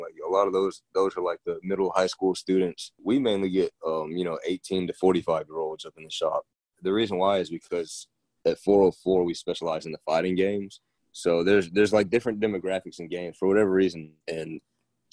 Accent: Decatur, Georgia, United States; I'm from Georgia originally, grew up in Decatur

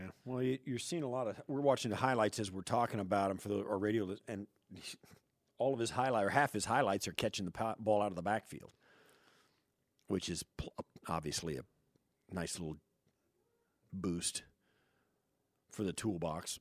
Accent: Western Kansas, United States; moved away; I grew up in Western Kansas

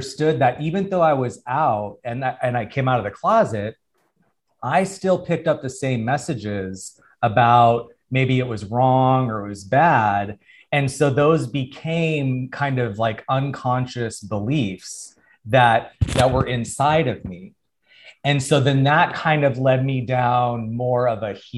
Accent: Tucson, Arizona, United States; now in Los Angeles, United States; I'm from Arizona, Tucson, Arizona

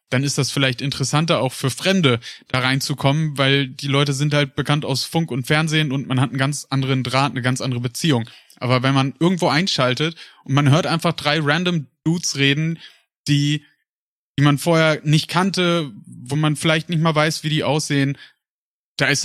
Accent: Paderborn, North Rhine-Westphalia, Germany; moved away; Weil ich komme ja ursprünglich aus Paderborn.

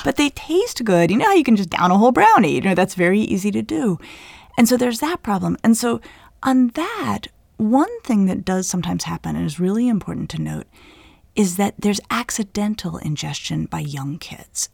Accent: Colorado, United States; moved away; I grew up in Colorado where certainly people around me were smoking marijuana when we were in high school

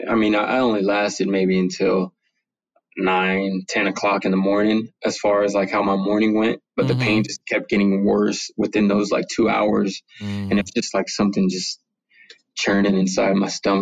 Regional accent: San Bernardino, California, United States; I was born and raised San Bernardino, California

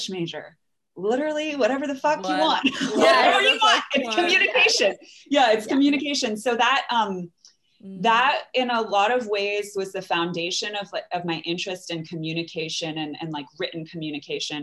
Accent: Bethesda, Maryland, United States; also born or lived in New Orleans, Louisiana; now in Seattle, United States; I grew up right by Glen Echo.

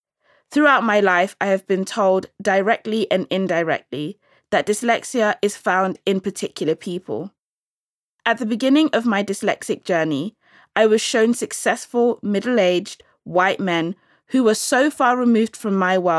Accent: London, United Kingdom; I'm from London and I'm of Nigerian Igbo heritage.

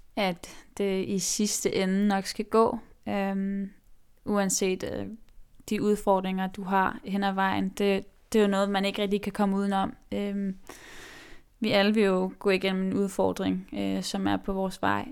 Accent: Nuuk, Sermersooq, Greenland; moved away; jeg er jo grønlandsk, øh, født og opvokset i Nuuk

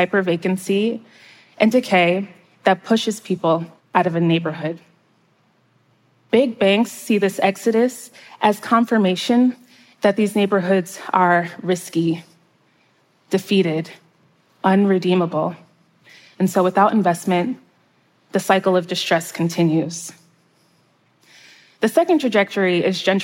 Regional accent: outskirts of New York City, United States; my hometown on the outskirts of New York City

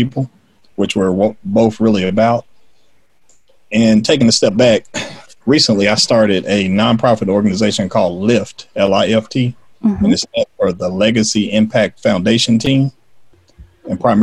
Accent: Oklahoma City, Oklahoma, United States; Born and raised in Oklahoma City, Oklahoma

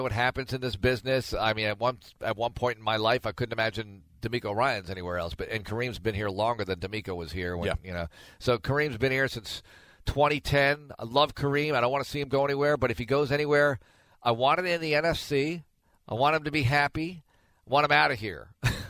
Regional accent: Texas, United States; I'd rather see Bridgewater there as a Texan.

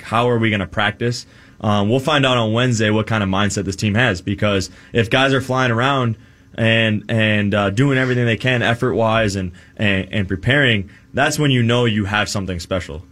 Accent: Minnesota, United States; growing up in Minnesota, being a Minnesota sports fan

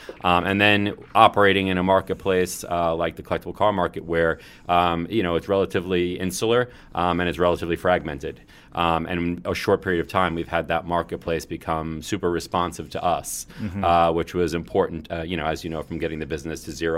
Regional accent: Brooklyn, New York, United States

